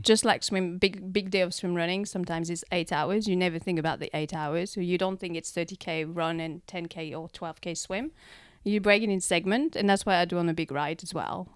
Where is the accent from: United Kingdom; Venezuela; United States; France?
France; now in Christchurch, New Zealand; I'm from France. Um, arrived in Christchurch in two thousand and four